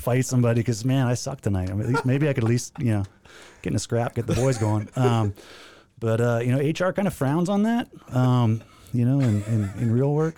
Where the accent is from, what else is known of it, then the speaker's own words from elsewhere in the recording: Maymont, Saskatchewan, Canada; moved away; I grew up in, uh, the thriving metropolis of Maymont, Saskatchewan, which is, uh, about a hundred and fifty people.